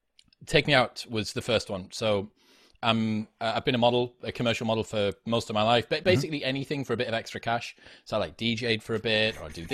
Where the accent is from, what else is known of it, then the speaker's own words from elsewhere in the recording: Stockton, North East England, United Kingdom; I'm from Stockton originally, which is like a town famous only for having the highest teen pregnancy rate in the UK.